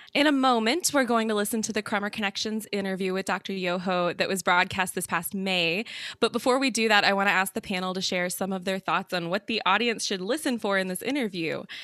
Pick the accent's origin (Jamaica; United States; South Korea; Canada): United States; Midwest; I'm from the Midwest